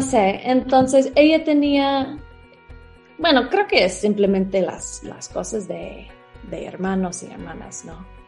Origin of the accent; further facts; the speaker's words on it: Atlanta, Georgia, United States; Spanish is a second language; moved away as an adult; now in Mexico; yo crecí en Estados Unidos.